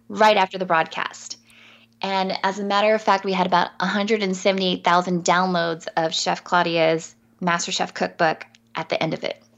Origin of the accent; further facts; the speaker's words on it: San Diego, California, United States; I'm from San Diego too